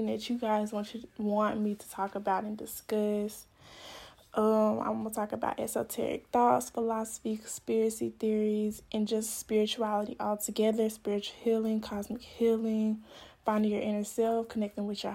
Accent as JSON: {"language": "English", "town": "Stuttgart", "region": "Arkansas", "country": "United States", "also_born_or_lived": "northern Florida", "moved": "yes", "lives_now": "Florida, United States", "said": "I'm from Stuttgart, Arkansas, but I live in Florida right now, in northern Florida."}